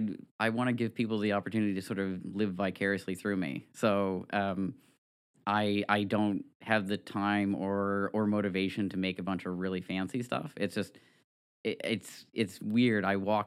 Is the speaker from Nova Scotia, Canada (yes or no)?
yes; New Ross, Nova Scotia, Canada; So I grew up in Nova Scotia since the age of three. I grew up on our family farm out in New Ross. And I just lived my life out there as a small town kid and went off to Acadia, did my degree there.